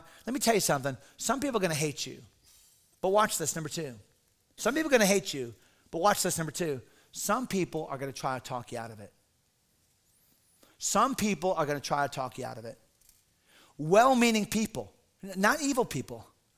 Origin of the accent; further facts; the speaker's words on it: Connecticut, United States; moved away; I remember going to Connecticut years ago, my home state